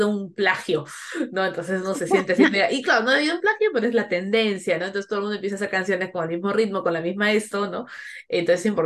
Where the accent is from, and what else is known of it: Peru; moved away